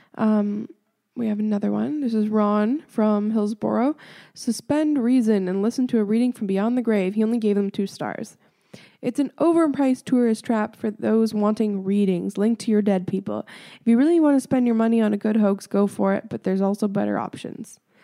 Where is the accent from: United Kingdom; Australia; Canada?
Canada; Ontario; I'm from Ontario